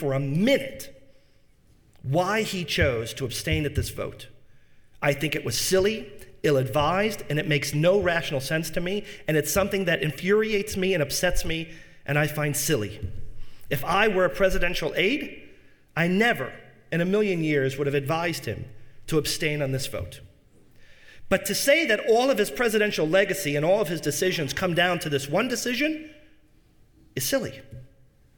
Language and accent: English; United States; speaking as an American